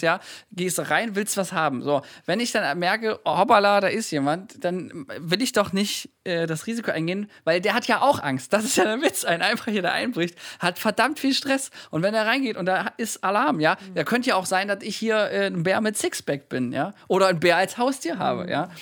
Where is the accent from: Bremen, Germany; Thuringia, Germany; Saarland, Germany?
Thuringia, Germany; ich komme aus Thüringen